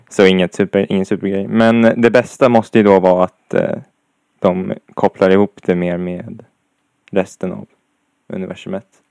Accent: Sweden; jag är svensk

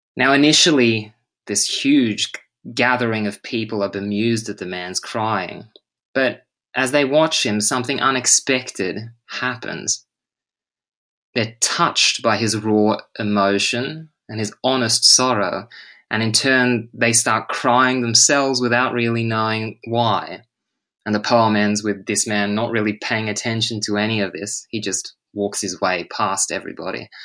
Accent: Australia; now in Stockholm, Sweden; as an English teacher and an Australian

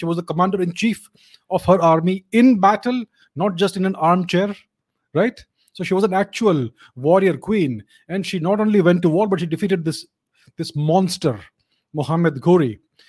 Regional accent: India; We Indians enjoy this.

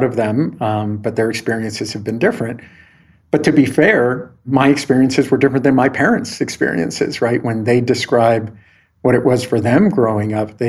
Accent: El Paso, Texas, United States; moved away as an adult; also born or lived in California; I grew up in El Paso, Texas

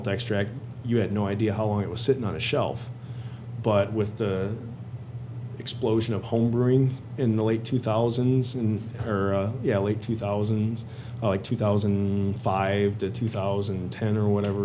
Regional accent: Illinois, United States; I grew up in Illinois, so I was out of Illinois

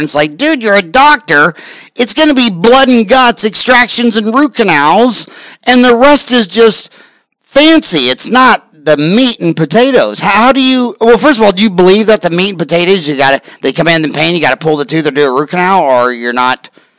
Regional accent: Canada; I go, no, I'm Canadian.

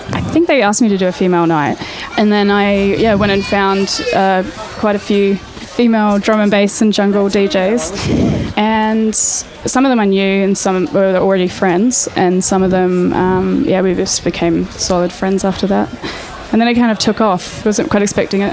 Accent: New Zealand; moved away as an adult; now in Australia; I'm from New Zealand

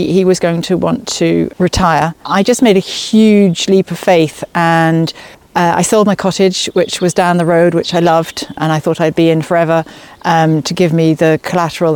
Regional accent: Dordogne, Nouvelle-Aquitaine, France; moved away as an adult; also born or lived in London, United Kingdom; now in Carron, Ireland; I was born in London. And when I was eight, my father, who had spent time in France, wanted to move to France. So the whole family moved to the west of France, southwest of France in the Dordogne.

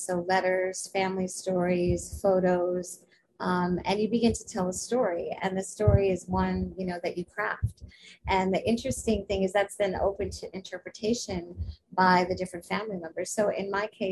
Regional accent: New York, United States; I was raised in New York.

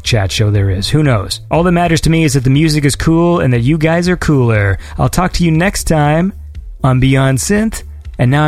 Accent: Canada; I'm a Canadian

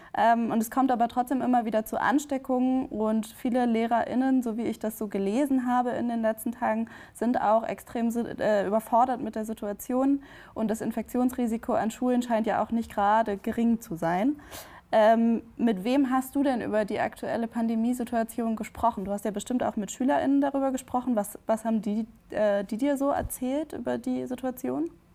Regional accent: Bremen, Germany; now in Berlin, Germany; aus Bremen zugeschaltet, aus meiner Heimatstadt

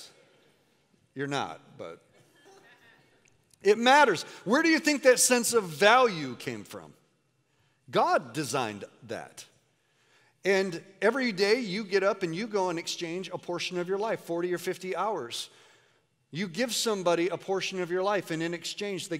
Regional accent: United States; you and I as American Christians

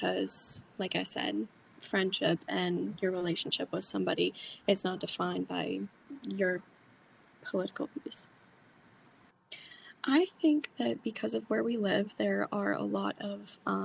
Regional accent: Frostburg, Maryland, United States; I'm from Frostburg, Maryland, and I am a senior at Mountain Ridge High School

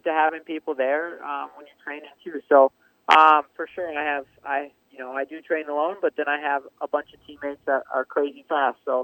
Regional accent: Millville, Minnesota, United States; growing up around Millville and some of the dumb stuff we used

